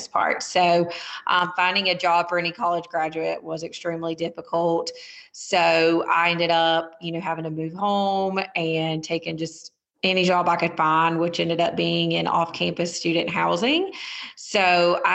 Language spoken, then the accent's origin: English; Montgomery, Alabama, United States; also born or lived in Auburn, Alabama; I was born in Auburn, but I was raised in Montgomery